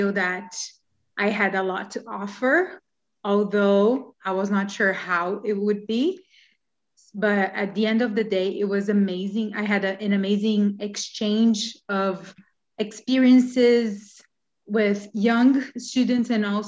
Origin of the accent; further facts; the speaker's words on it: Brazil; moved away as an adult; now in Canada; So we are Brazilians. We've been living in Canada since September 2019